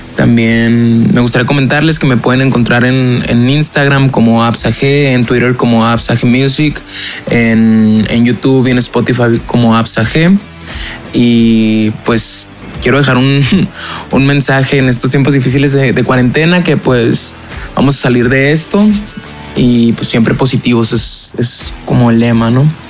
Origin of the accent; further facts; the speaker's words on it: Chihuahua, Mexico; soy de Chihuahua, México, tengo 21 años